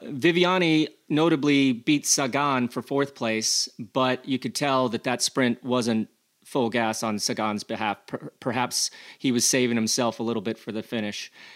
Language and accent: English; United States; accent: American; my accent is is is is quite a la American